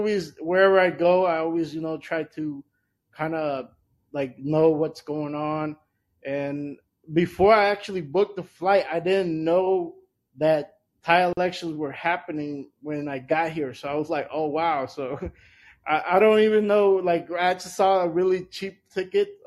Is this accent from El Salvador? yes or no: yes; El Salvador; moved away; also born or lived in Washington, D.C.; my home country, El Salvador